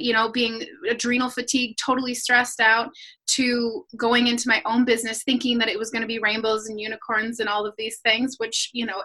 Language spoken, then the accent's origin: English; Minnesota, United States; I'm from Minnesota, land of 10,000 lakes